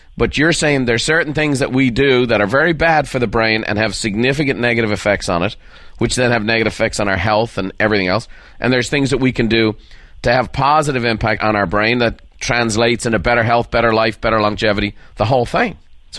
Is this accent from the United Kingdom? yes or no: no; Ireland; No, I'm an Irishman, Daniel.